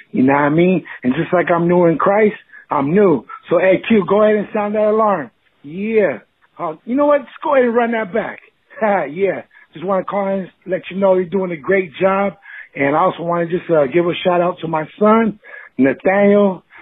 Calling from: Southern California, United States; I'm calling from Southern Cali.

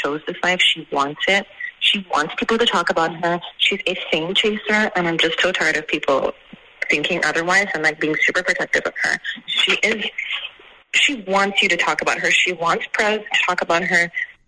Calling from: Montreal, Quebec, Canada; I'm calling from Montreal, Canada.

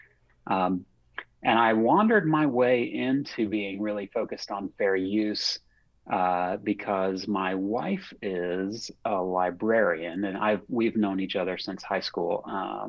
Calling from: Charlottesville, Virginia, United States; I am calling in from Charlottesville, Virginia, in beautiful central Virginia.

